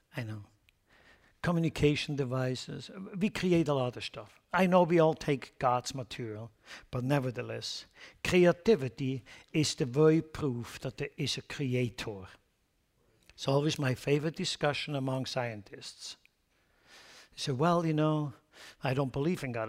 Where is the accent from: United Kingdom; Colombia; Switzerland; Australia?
Switzerland; Lucerne; moved away; in Lucerne, my hometown